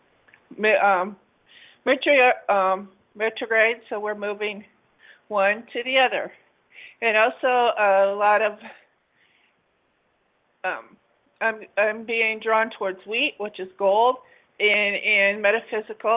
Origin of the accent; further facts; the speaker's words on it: Midwest, United States; I was born and raised in the Midwest